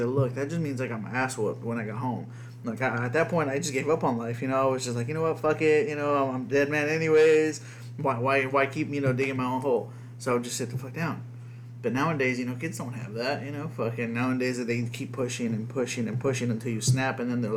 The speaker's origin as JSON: {"language": "English", "country": "United States", "tie": "born or raised there", "first_language": "Spanish", "second_language": "English", "said": "half white boy, you know, born in America"}